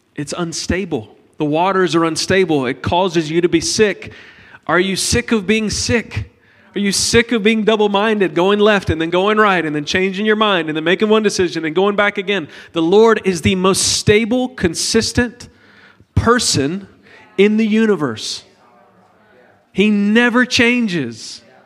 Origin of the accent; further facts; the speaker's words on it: United States; we're from America